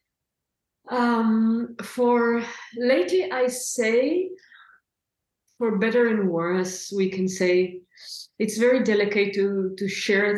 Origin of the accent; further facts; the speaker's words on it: Israel; moved away as an adult; now in Portugal; originally I was born in Israel. I am now living in Portugal. It's going to be 10 years very soon